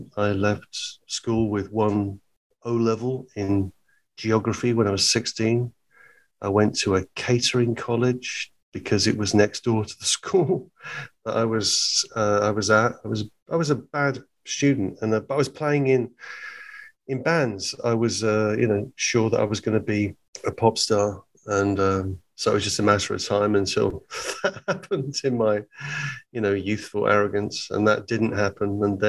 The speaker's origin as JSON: {"language": "English", "region": "East of England", "country": "United Kingdom", "tie": "born or raised there", "said": "I was born in Hertfordshire in England, about 30 miles north of London. But my family are all from Liverpool. I was the only member of my family wasn't born in Liverpool."}